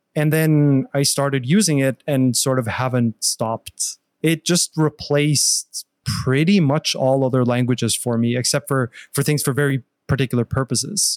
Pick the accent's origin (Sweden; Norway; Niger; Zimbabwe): Norway; moved away as an adult; also born or lived in Australia / England / Los Angeles; now in United States; I'm, I'm from Norway originally. So, I started my bachelor's in Norway